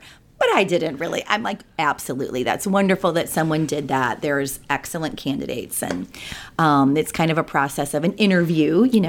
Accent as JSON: {"language": "English", "town": "Bridgeton", "region": "Missouri", "country": "United States", "tie": "born or raised there", "said": "I am a St. Louis native. I grew up in Bridgeton, which is in North County."}